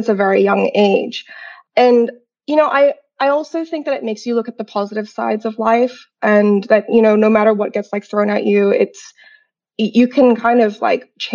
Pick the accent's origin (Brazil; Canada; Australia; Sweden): Australia; Grafton, New South Wales; English is a second language; also born or lived in Sai Kung, Hong Kong; I'm actually born and raised in Hong Kong. I'm half Chinese, half Australian. And I grew up in it was at that time a small coastal town called Sai Kung. And I went to international school, first local school, then international school. And I actually moved to Australia when I was 9 to Grafton